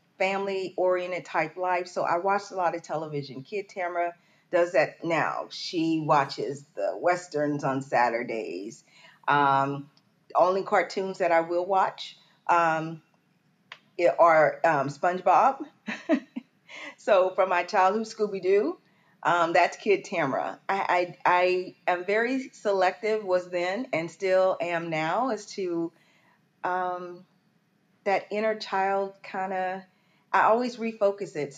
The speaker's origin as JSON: {"language": "English", "town": "Port Arthur", "region": "Texas", "country": "United States", "tie": "born or raised there", "said": "I'm from Texas, and I'm from Southeast Texas, Port Arthur, Texas."}